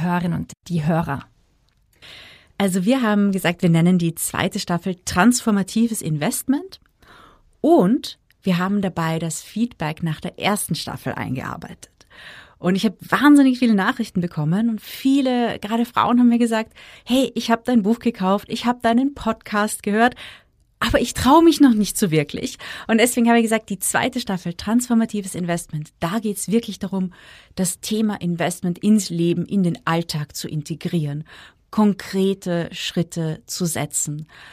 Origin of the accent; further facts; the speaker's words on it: Austria; bei uns in Österreich